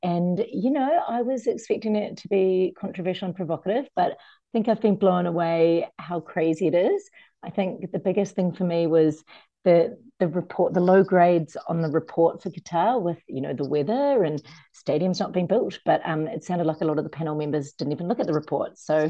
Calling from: Copenhagen, Capital Region of Denmark, Denmark; I'm calling from Copenhagen, Denmark

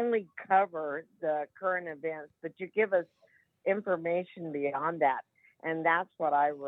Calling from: United States; I'm from Washington

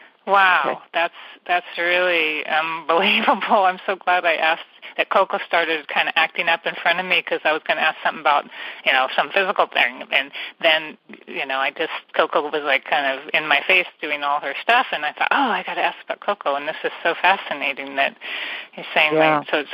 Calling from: California, United States; And I'm calling from the San Francisco Bay Area.

